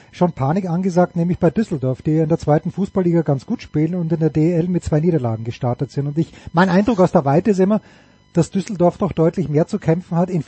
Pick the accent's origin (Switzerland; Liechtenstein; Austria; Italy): Austria; Aber als Österreicher bin ich natürlich ein gebranntes Kind